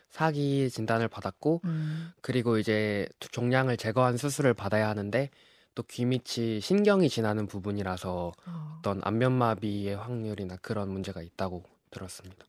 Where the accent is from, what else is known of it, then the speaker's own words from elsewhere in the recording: Jeju, South Korea; moved away as an adult; now in Seoul, South Korea; 저는 서울대학교 역사학부에 재학 중인 어, 제주에서 온